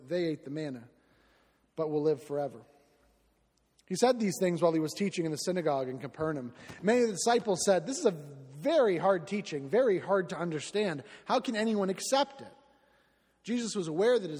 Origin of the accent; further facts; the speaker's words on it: Southwest Florida, United States; I am from Southwest Florida.